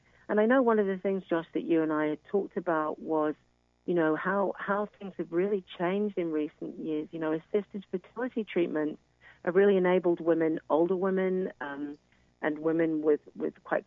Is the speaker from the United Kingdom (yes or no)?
yes; United Kingdom; now in United States; as you can hear from my accent, I'm originally from the United Kingdom